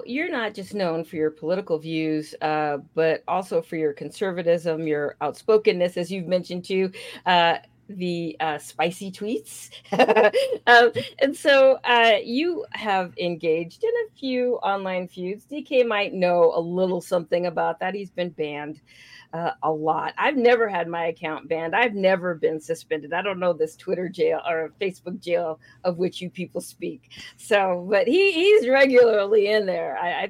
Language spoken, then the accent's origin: English; California, United States; moved away; I hail from California. I don't live there anymore. I got out. I hail from California.